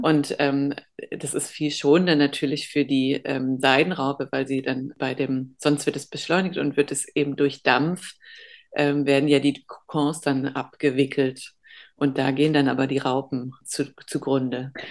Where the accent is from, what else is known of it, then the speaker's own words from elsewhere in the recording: Germany; ich bin halb Holländer, aber in Deutschland geboren